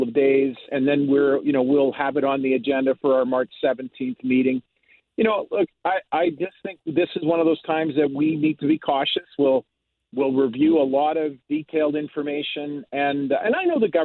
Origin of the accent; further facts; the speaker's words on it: Canada; I couldn't be more proud to be Canadian